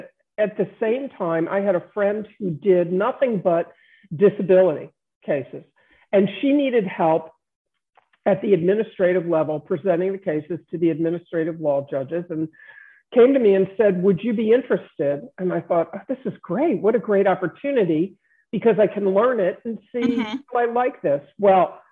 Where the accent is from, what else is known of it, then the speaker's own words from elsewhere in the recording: Baltimore, Maryland, United States; I was born and raised in Baltimore